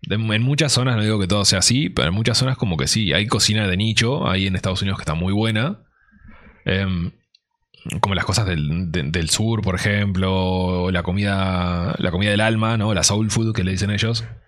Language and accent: Spanish; Uruguay; somos uruguayos